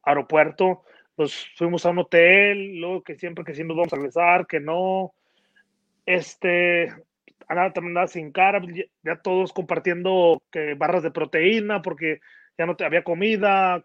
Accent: Mexico; moved away; yo que nací en México

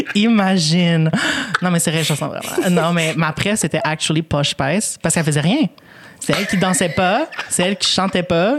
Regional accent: Longueuil, Quebec, Canada; first language Spanish; French is a second language; je suis née ici. Puis euh, à Longueuil, fait j'ai grandi à Longueuil

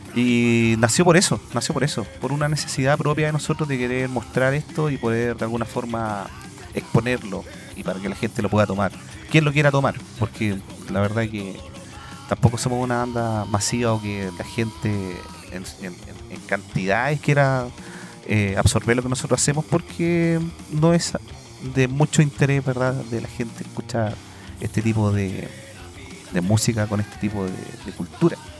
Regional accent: Chile; nosotros, eh, como chilenos

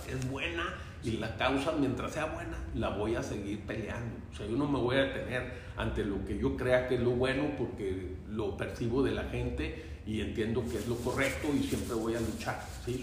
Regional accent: Torreón, Coahuila, Mexico; also born or lived in Gómez Palacio, Durango, Mexico / Roswell, New Mexico, United States; empecé en, el Torreón Jardín y luego después me fui a, al francés de La Laguna y luego de Gómez también, de Durango

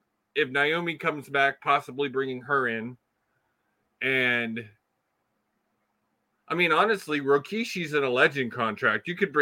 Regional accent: Houston, Texas, United States; moved away; also born or lived in Austin, Texas; Originally, I grew up in Houston, but I was living in Austin before I moved.

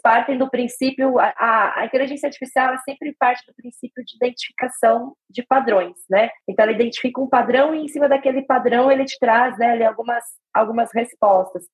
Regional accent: Brazil; ainda sendo brasileiro

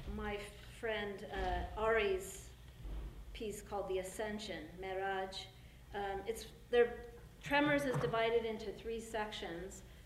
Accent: California, United States; I'm from California where we have lots of pomegranates

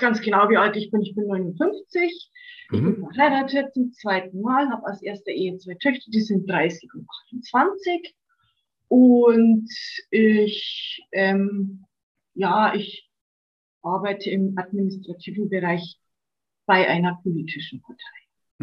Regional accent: Bavaria, Germany; bin ich auch hier in Bayern auf dem Land groß geworden

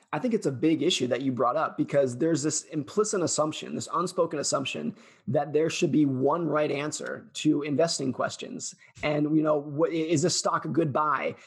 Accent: California, United States; I grew up most of my life around and in the Lake Tahoe area of California.

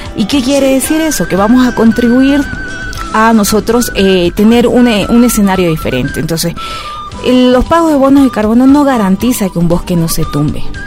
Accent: Bolivia; nosotros como bolivianas y bolivianos

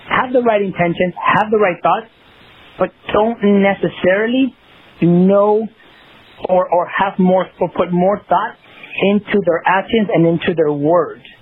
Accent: Los Angeles, California, United States; I grew up in South Central Los Angeles, right? I grew up in that environment, and I love that environment. You know, it, you know, obviously that's where I grew up, and I'm very proud to say that.

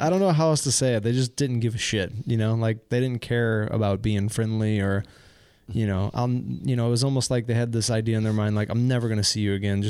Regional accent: Midwest, United States; I mean, I'm from the Midwest, U.S., so people are very friendly and nice

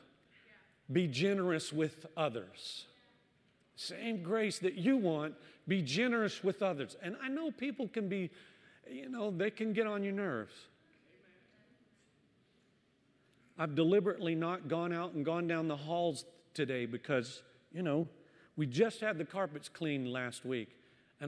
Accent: the South, United States; moved away; I was born and raised in the South

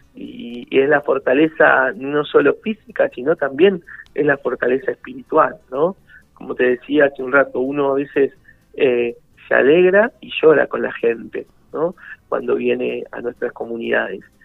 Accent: Buenos Aires, Argentina; moved away as an adult; now in Merlo, Argentina; yo soy de la ciudad de Buenos Aires, yo nací en, el barrio ahí, cerquita donde tiene la radio, en el barrio de Lineal. Eh, me crié ahí

